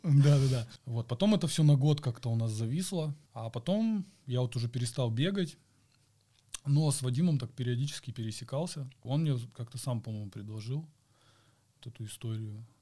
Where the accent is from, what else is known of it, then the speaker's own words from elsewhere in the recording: Chelyabinsk, Chelyabinsk Oblast, Russia; я из Челябинска